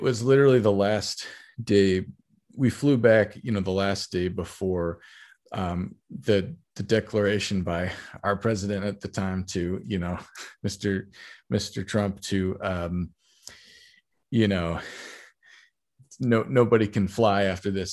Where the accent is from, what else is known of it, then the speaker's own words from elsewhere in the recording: Bay Area, California, United States; moved away as an adult; also born or lived in Texas; now in New York City, United States; I, I grew up in the Bay Area, um, California, in the, in the peninsula